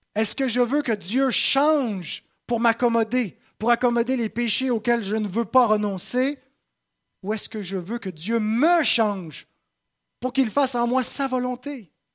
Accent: Saint-Jérôme, Quebec, Canada; j'ai été plutôt bien reçu dans ma patrie. Euh, je suis de Saint-Jérôme et j'ai été accueilli par les miens

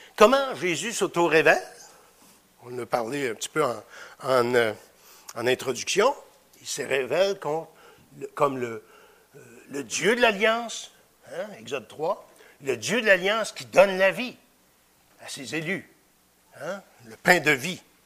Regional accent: Victoriaville, Quebec, Canada; je viens de Victoriaville

